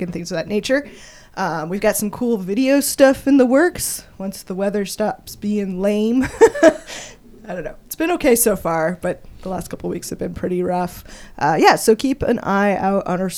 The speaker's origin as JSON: {"language": "English", "region": "Colorado", "country": "United States", "tie": "born or raised there", "moved": "yes", "lives_now": "Kansas City, United States", "said": "I grew up in Colorado."}